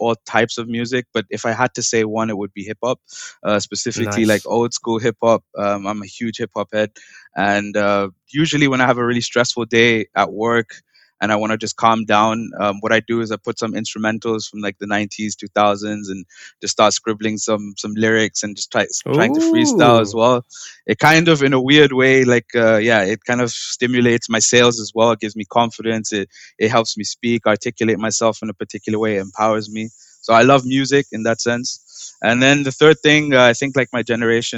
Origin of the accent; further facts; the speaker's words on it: New Delhi, Delhi, India; also born or lived in England; now in Leiden, Netherlands; I'm originally from India